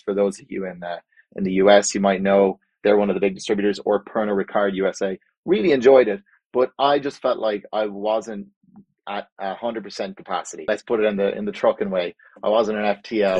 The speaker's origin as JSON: {"language": "English", "country": "Ireland", "tie": "born or raised there", "also_born_or_lived": "Spain / United States / Mexico", "moved": "as an adult", "lives_now": "Calgary, Canada", "said": "I grew up in Ireland"}